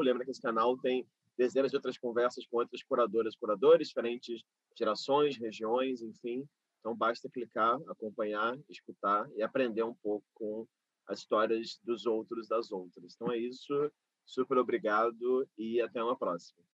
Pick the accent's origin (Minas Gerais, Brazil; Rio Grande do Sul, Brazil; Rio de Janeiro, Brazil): Rio de Janeiro, Brazil; do meu bairro onde eu fui criado, né? Jacarepaguá, no Rio de é? Janeiro.